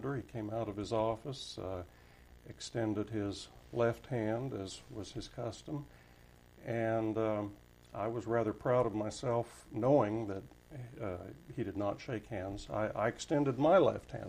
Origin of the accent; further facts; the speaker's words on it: Wichita, Kansas, United States; moved away as an adult; also born or lived in Washington, D.C.; as a native Kansan from Wichita, born and raised in Wichita